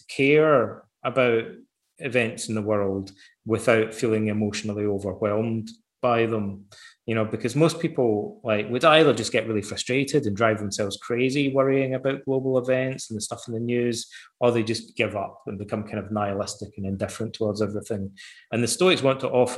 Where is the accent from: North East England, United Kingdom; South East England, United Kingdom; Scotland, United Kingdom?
Scotland, United Kingdom; Ayr; as a boy growing up in Ayr, I had to read the poems of Robert Burns